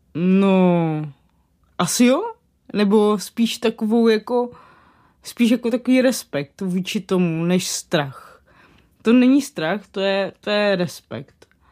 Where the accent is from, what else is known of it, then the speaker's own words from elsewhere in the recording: Moravany, South Moravian Region, Czechia; já pocházím z Moravan u Kijova, což je na Slovácku